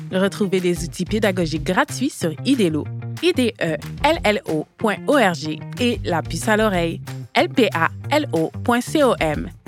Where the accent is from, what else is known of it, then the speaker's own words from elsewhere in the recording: Quebec, Canada; Moi, je l'aime vraiment, cette expression-là. Chez moi au Québec, elle est couramment employée par les enfants